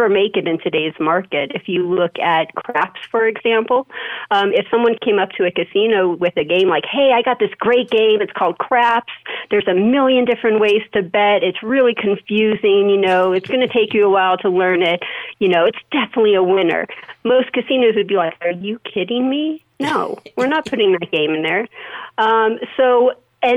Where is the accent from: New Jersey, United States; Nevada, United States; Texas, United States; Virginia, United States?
Nevada, United States; Las Vegas; I was born and raised in Las Vegas, been there for 40 years.